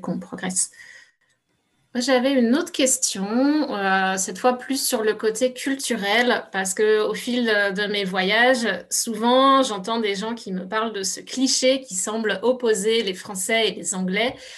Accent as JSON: {"language": "French", "country": "France", "moved": "as an adult", "lives_now": "Canada", "said": "je suis française mais immigrée au Canada depuis dix ans"}